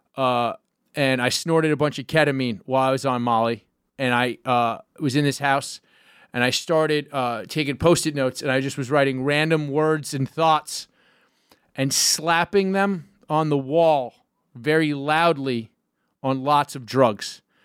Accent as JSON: {"language": "English", "town": "New York City", "region": "New York", "country": "United States", "tie": "born or raised there", "said": "I grew up in Gowanus, which is Park Slope adjacent"}